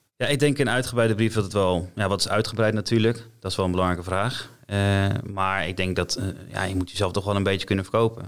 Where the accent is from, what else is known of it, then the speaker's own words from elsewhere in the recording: Apeldoorn, Gelderland, Netherlands; Ik kom uit Apeldoorn